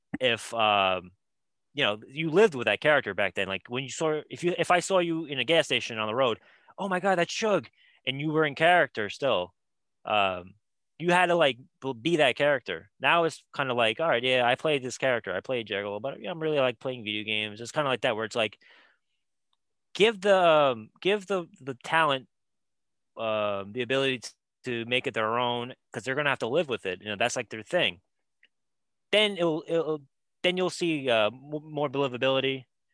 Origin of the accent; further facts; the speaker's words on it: New York, United States; I'm a New Yorker